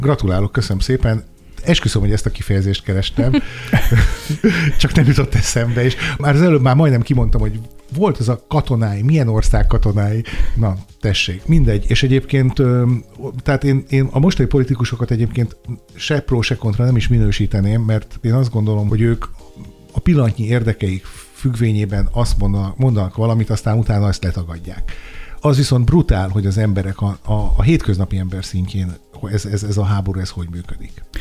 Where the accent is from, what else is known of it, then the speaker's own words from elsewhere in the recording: Sopron, Győr-Moson-Sopron, Hungary; én Soproni vagyok